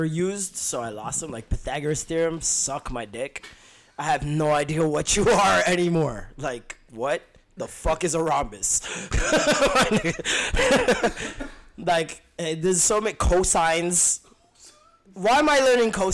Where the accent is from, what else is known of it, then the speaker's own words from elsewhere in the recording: Vaughan, Ontario, Canada; I'm from Maple still